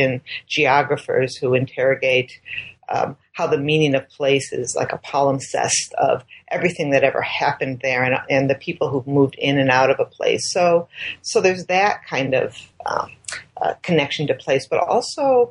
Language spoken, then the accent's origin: English; Chicago, Illinois, United States; moved away as an adult; now in Minnesota, United States; I'd grown up in Chicago.